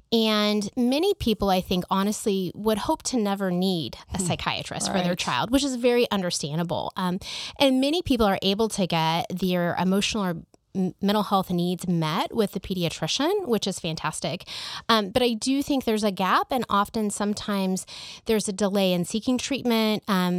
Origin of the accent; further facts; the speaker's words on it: Kansas City, United States; also born or lived in Nebraska; So I grew up here in Kansas City, and I graduated from the University of Kansas for medical school. Went to Creighton University in Nebraska for my undergraduate degree.